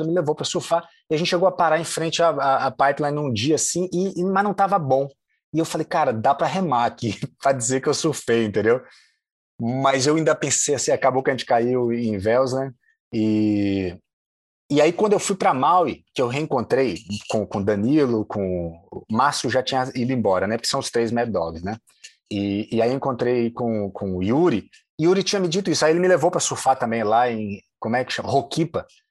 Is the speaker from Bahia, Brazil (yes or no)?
yes; Salvador, Bahia, Brazil; moved away as an adult; also born or lived in Diamantina, Minas Gerais / Germany; now in Rio de Janeiro, Brazil; Eu nasci em Diamantina, passo três anos na Alemanha, volto para Salvador com quatro e vivi lá até os 25